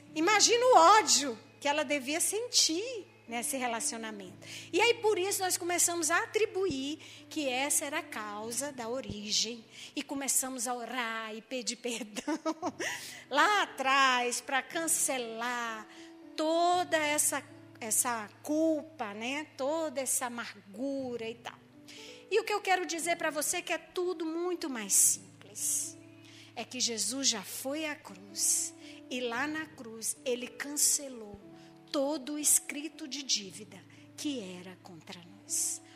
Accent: Maranhão, Brazil; eu sou maranhense

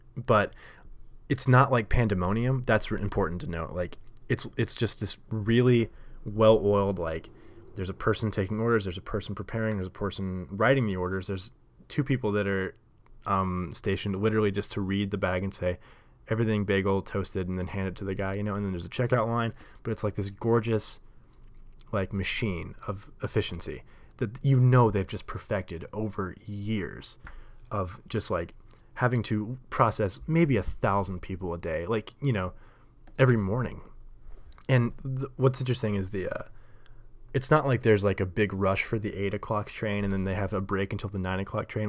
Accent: Nashville, Tennessee, United States; moved away as an adult; now in New York, United States; I grew up in Nashville. and the South

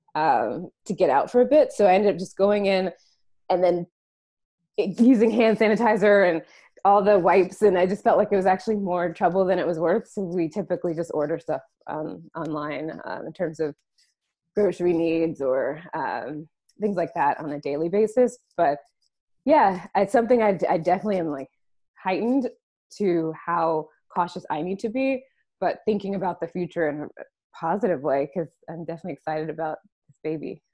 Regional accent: North Carolina, United States; also born or lived in San Francisco, United States; now in Washington DC area, United States; We're both from the East Coast. So I'm from North Carolina

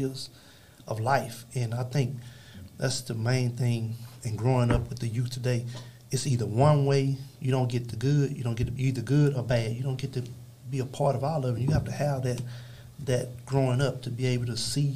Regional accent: Dallas, Texas, United States; we was raised up in Oak Cliff.

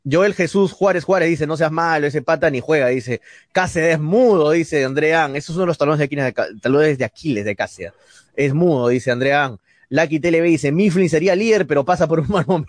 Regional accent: Arequipa, Peru; somos hinche de Melgar, somos de Arequipa

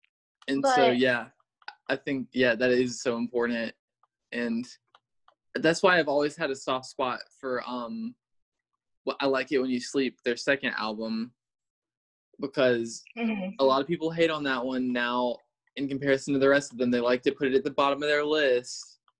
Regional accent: Thomasville, Georgia, United States; I grew up in Thomasville, Georgia, in the South

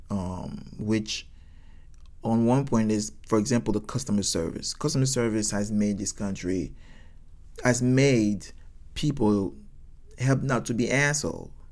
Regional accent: United States; So because I'm American and I, they can see my blue passport, I would get a better service.

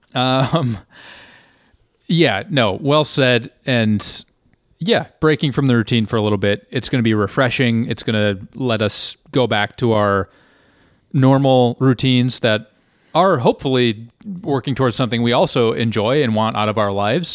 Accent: United States; being an American

